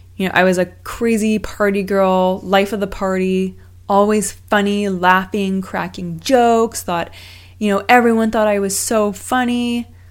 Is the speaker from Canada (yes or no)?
yes; Vancouver, British Columbia, Canada; moved away as an adult; also born or lived in Los Angeles; growing up in Vancouver, I always thought that I would eventually make my way home